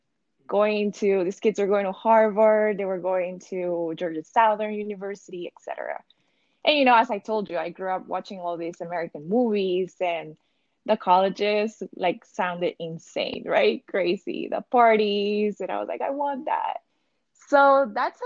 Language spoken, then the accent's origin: English; Tegucigalpa, Francisco Morazán, Honduras; moved away as an adult; now in United States; I went to a bilingual private school back in Tegucigalpa. That's my hometown